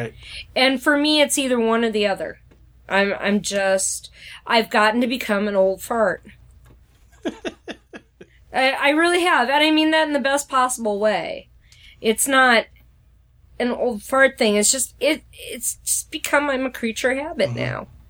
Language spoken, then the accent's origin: English; Midwest, United States